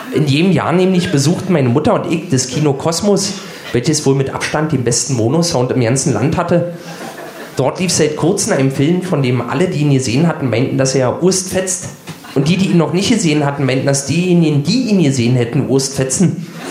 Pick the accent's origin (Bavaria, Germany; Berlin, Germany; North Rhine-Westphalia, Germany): Berlin, Germany; Ich bin 1976 in Ostberlin geboren und habe somit den größten Teil meiner Kindheit im warmen Schoß des Sozialismus verbracht.